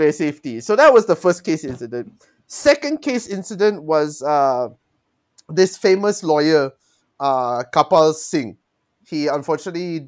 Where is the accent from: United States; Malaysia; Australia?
Malaysia; also born or lived in Singapore; I'm from Malaysia